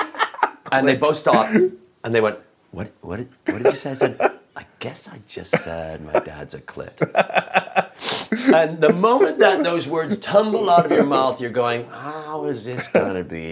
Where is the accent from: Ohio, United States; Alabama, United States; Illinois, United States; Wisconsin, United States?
Illinois, United States; Chicago; growing up in Chicago, where you go, Hard Rock, Coco and Joe